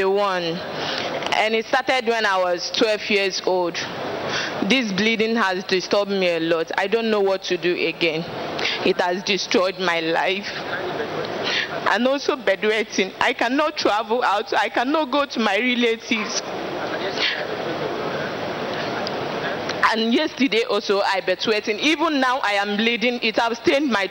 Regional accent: Anambra, Nigeria; now in Ghana; I am from Anambra State, but I live in Ghana

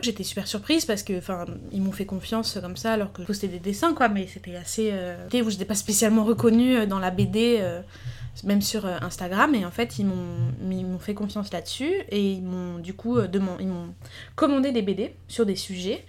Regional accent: Paris, Île-de-France, France; moved away; je voulais absolument revenir à Paris puisque j'ai grandi à Paris, puis dans le sud

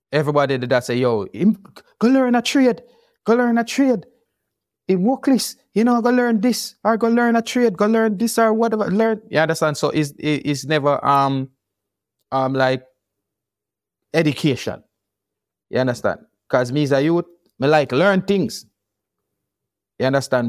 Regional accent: Kingston, Jamaica; also born or lived in Portland, Jamaica; moved to, um, Kingston from Portland at one year old

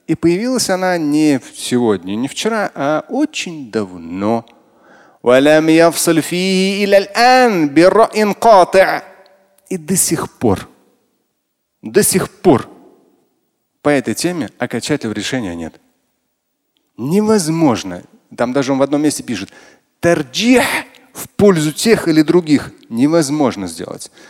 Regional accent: Russia; я тоже россиянин

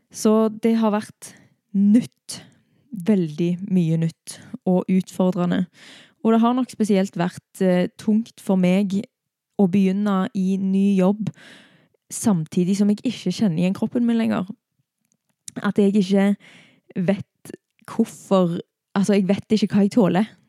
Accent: Stavanger, Rogaland, Norway; hjemme i Stavanger da, for seks uker siden

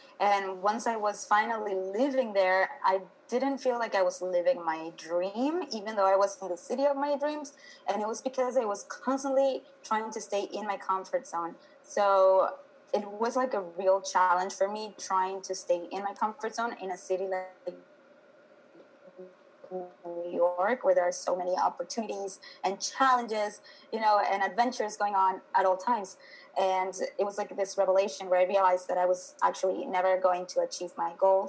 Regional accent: Venezuela; moved away as an adult; now in United States; I am originally from Venezuela. I moved to the U.S. like about 10 years ago.

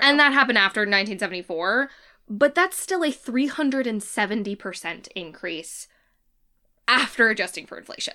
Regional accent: United States; we are American

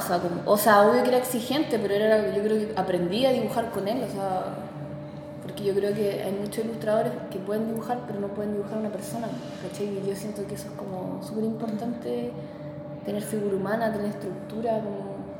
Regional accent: Santiago, Santiago Metropolitan Region, Chile; nací en Santiago, en Ñuñoa.

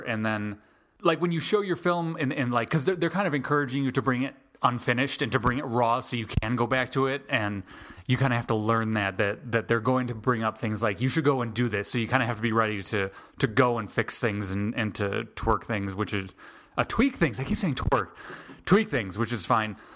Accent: Chicago, Illinois, United States; now in Atlanta, United States; I am originally from Chicago, but I came down, I moved down to Atlanta

